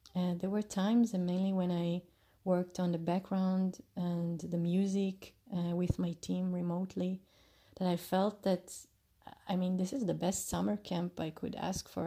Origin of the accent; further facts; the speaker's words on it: Jerusalem, Jerusalem District, Israel; also born or lived in Chicago; recording you from my hometown, Jerusalem